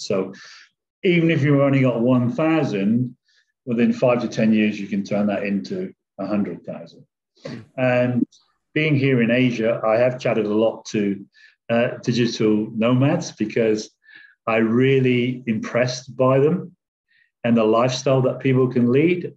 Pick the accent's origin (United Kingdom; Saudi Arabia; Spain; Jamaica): United Kingdom; England; moved away; I came from England originally, and I came from what they call a working class background in an area where my parents lived in government housing